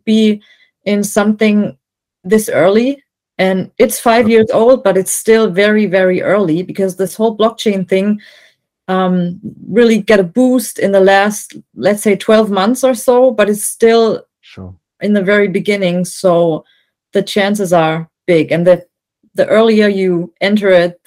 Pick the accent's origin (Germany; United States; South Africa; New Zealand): Germany; I'm from Germany, and I make electronic music mostly